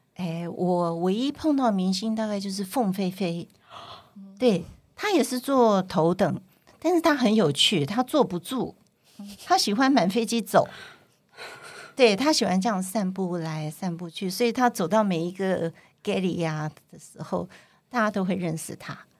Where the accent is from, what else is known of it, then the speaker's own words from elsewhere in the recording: Taiwan; first language Cantonese; moved away as an adult; also born or lived in Hong Kong; 我在台湾出生长大，虽然在家里都是讲广东话，可是，嗯，对口音上还是会有一点点的